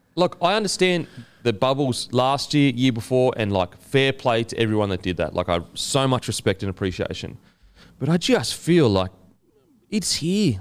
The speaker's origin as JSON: {"language": "English", "region": "Queensland", "country": "Australia", "said": "as a Queenslander"}